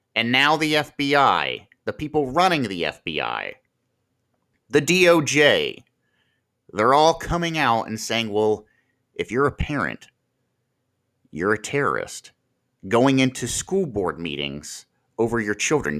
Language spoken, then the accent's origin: English; Marion, Ohio, United States; here in my hometown